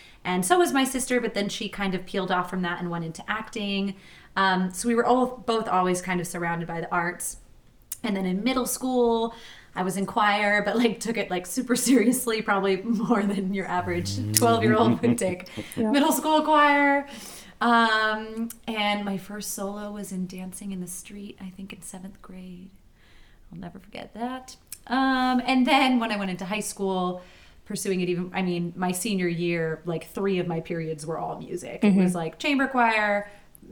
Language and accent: English; York, Maine, United States; also born or lived in Brockton, Massachusetts; pretty much my whole childhood was in York, Maine.